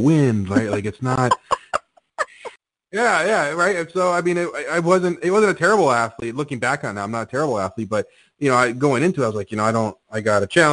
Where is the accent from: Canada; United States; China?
Canada; I'm Canadian